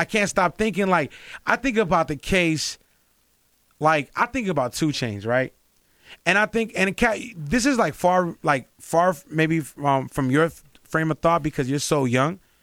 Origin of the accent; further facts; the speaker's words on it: Los Angeles, California, United States; I grew up in L A, like, I'm from L A, I'm from, I'm from South Central and I'm from mid-city